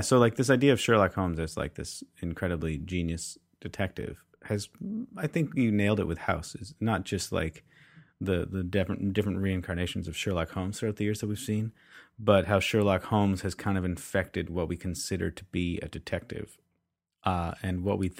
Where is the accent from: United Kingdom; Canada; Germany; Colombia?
Canada; I'm Canadian.